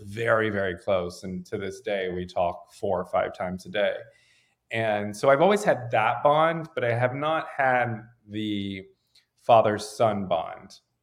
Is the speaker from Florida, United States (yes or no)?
no; Raleigh, North Carolina, United States; moved away as an adult; now in Los Angeles, United States; I grew up in Raleigh